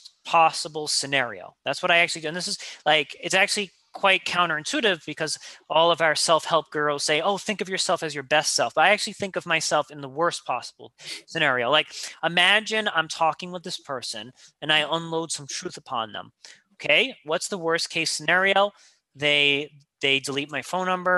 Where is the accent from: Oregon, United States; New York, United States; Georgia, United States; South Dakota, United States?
New York, United States; I'm a New Yorker